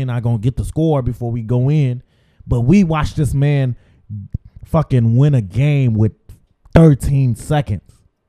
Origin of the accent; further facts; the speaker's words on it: Cincinnati, Ohio, United States; I'm from Cincinnati